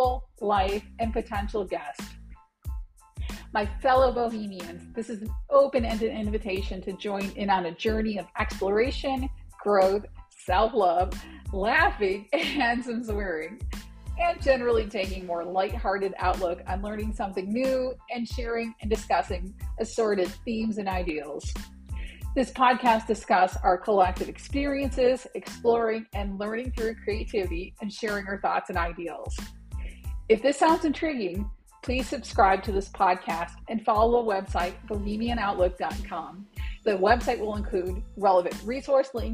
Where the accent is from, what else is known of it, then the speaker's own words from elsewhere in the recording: Detroit, Michigan, United States; also born or lived in Anchorage, Alaska; now in West Texas, United States; I was born in Anchorage, Alaska, but grew up in Metro Detroit